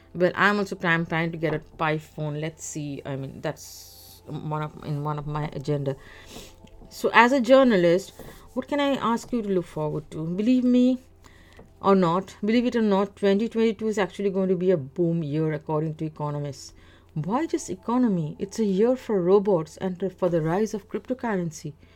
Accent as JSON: {"language": "English", "country": "India", "moved": "yes", "lives_now": "Canada", "said": "that ghastly second wave in India, in which my home country was sent into a state of shock"}